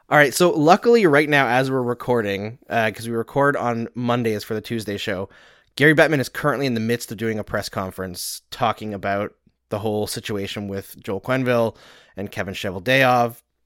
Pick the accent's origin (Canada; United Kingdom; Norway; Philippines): Canada; accent: Canadian; moved away; also born or lived in Saskatchewan / Alberta; I grew up in Saskatchewan and Alberta